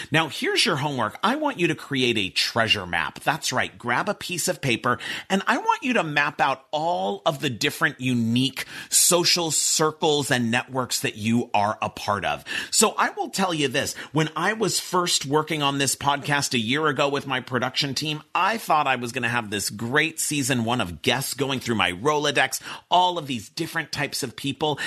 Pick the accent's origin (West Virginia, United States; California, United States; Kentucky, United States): California, United States; Pasadena; I grew up in Pasadena. I went to a college prep school where I went to school from being five years old to 18 years old